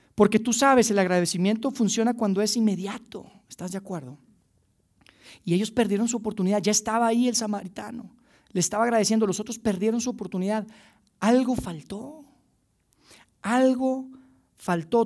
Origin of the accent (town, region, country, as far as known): Mexico